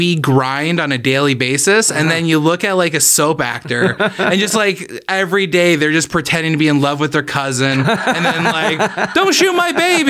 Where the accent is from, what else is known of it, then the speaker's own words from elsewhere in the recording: Oshawa, Ontario, Canada; also born or lived in Toronto; now in Hamilton, Canada; I'm originally from Oshawa, and I live in Hamilton.